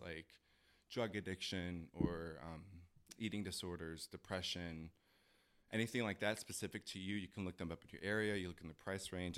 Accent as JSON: {"language": "English", "town": "Chicago", "region": "Illinois", "country": "United States", "tie": "born or raised there", "moved": "as an adult", "said": "I am born and raised in Chicago"}